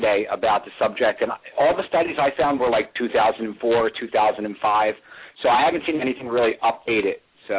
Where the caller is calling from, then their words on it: Jersey City, New Jersey, United States; I'm calling from Jersey City.